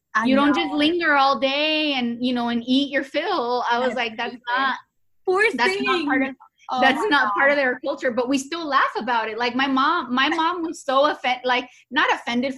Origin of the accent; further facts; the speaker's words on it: Los Angeles, California, United States; moved away as an adult; now in Georgia, United States; we grew up in Los Angeles where everybody's Hispanic.